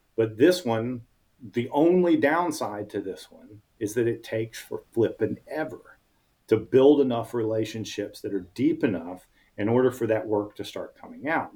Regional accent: Atlanta, Georgia, United States; I was born and raised in Atlanta. Everybody I know is here

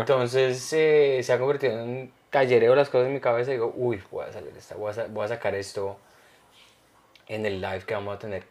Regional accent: Colombia; now in United States; yo, de Colombia

